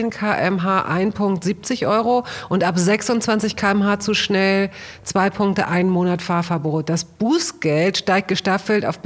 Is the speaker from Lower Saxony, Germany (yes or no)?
yes; Hanover, Lower Saxony, Germany; ich komme aus Hannover und da gab es äh, so, da gab es eine ganz lebendige und sehr kreative Punk-Szene.